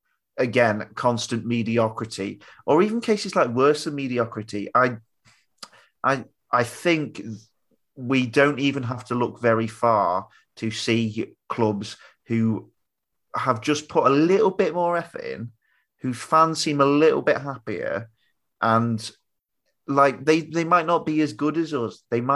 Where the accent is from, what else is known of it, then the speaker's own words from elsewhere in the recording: South West England, United Kingdom; born there; I was born in Cornwall.